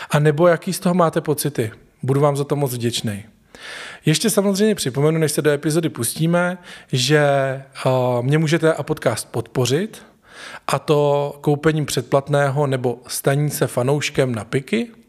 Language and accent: Czech; eastern Bohemia, Czechia; moved away as an adult; now in Prague, Czechia; Žiju v Praze už 8 let, ale původem jsem z venkova, z východních Čech.